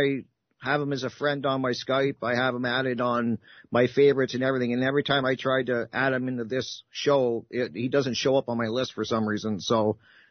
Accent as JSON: {"language": "English", "country": "Canada", "said": "I'm Canadian"}